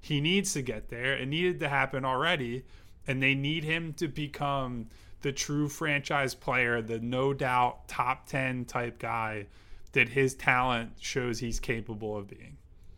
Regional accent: Philadelphia, Pennsylvania, United States; as like a Philadelphian

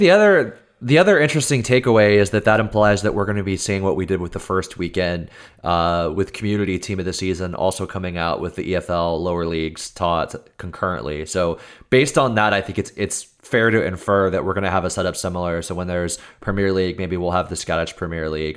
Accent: Texas, United States; accent: American; I'm from Texas

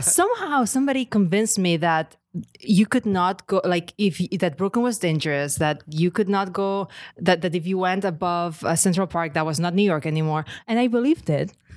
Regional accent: Lleida, Catalonia, Spain; first language Catalan; English is a second language; moved away as an adult; I grew up in Catalonia, in Lleida, which is just a region, uh, in the middle of Catalonia. And it's Catalan, first language.

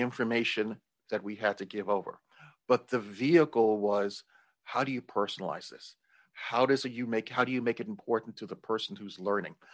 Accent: New York, United States; I'm originally from New York, but moved to, uh, to downtown New York

